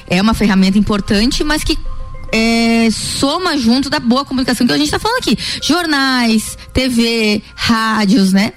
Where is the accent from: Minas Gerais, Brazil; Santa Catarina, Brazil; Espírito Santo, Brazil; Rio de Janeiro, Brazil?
Santa Catarina, Brazil; Lages; eu sou nascida em Lages